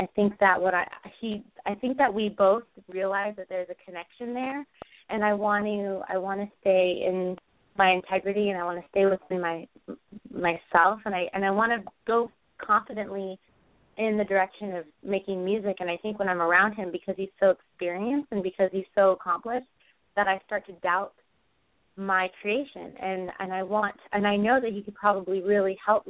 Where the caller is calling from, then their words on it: California, United States; I'm calling from California, Bay Area.